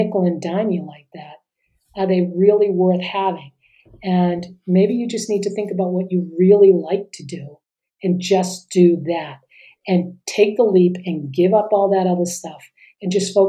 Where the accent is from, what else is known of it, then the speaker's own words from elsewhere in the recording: Boston, Massachusetts, United States; where I grew up in Boston